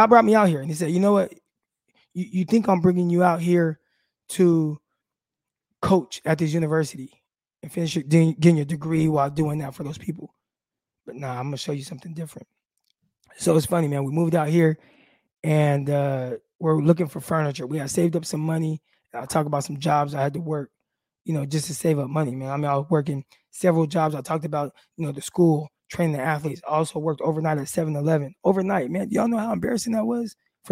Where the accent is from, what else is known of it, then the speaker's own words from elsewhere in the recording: California, United States; moved away as an adult; we're from California